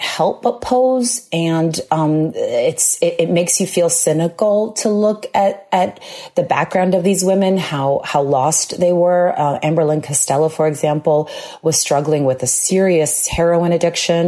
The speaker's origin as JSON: {"language": "English", "area": "Long Island", "region": "New York", "country": "United States", "tie": "born or raised there", "said": "Born and raised on Long Island"}